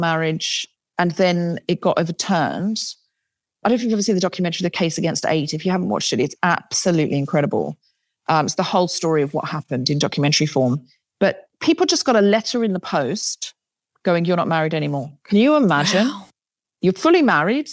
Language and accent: English; Queensland, Australia; now in London, United Kingdom; I grew up in Queensland